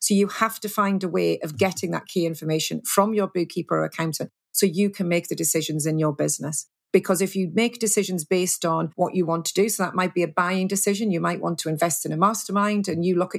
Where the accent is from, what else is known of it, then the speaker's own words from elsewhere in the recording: United Kingdom; we're very British